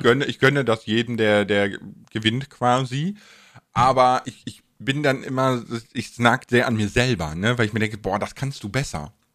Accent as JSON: {"language": "German", "town": "Bonn", "region": "North Rhine-Westphalia", "country": "Germany", "said": "ich komme ja aus Bonn"}